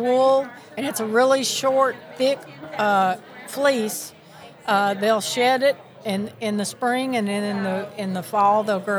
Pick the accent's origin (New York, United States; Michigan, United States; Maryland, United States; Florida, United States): Florida, United States; Miami; born there; also born or lived in Tennessee; Well, the funny thing is I was born in Miami. Can't you tell by my accent? So, but I got to Tennessee as fast as I could, and I picked up the Southern accent